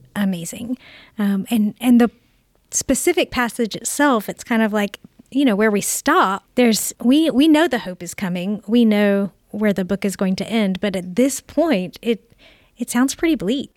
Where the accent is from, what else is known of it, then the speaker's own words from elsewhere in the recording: Augusta, United States; I grew up here in Augusta